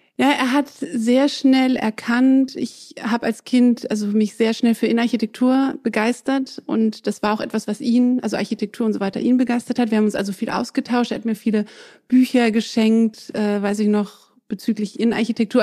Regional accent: Southern Germany, Germany; first language French; moved away as an adult; also born or lived in England / France; now in Berlin, Germany; Ich bin in Süddeutschland aufgewachsen

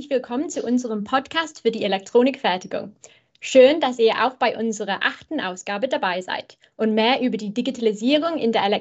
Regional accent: England, United Kingdom; German is a second language; moved away; bin ich Engländerin

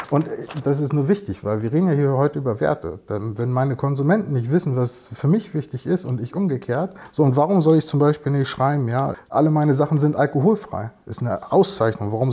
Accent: United States; Und erst recht nicht in Englisch eigentlich bin ich ja Amerikaner.

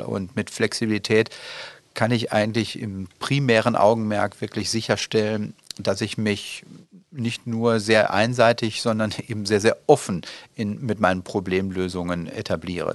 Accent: North Rhine-Westphalia, Germany; now in Dortmund, Germany; meine Heimat Richtung Südwestfalen

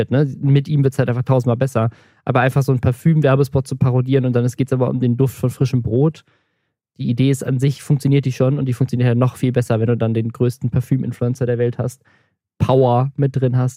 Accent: the South, Southern Germany, Germany; ich komme auch aus dem Süden

